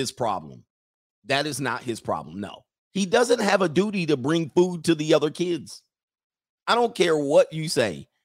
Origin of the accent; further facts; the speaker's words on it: California, United States; moved away as an adult; also born or lived in Utah / Long Island, New York; I'm a Californian for life